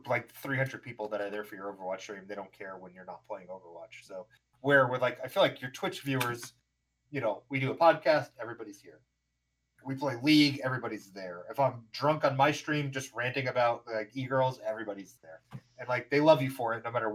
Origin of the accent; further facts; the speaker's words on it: Nevada, United States; now in Arizona, United States; I grew up in Nevada. All right. I lived in Nevada for 10 plus years. And I tell people, I'm like, oh, I'm from Nevada.